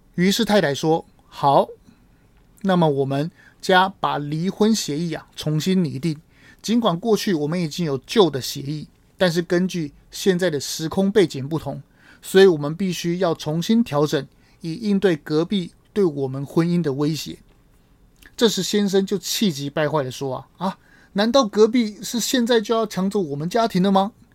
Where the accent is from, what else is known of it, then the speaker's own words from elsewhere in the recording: Taiwan; 谁能真正在乎台湾人的福祉，尊重我们的生活方式？